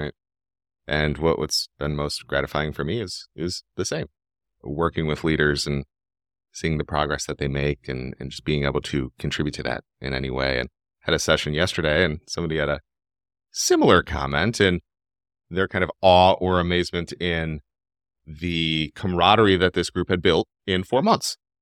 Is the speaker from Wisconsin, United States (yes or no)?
no; Cleveland, Ohio, United States; I was born and raised in Cleveland, Ohio. My family's been here for a while.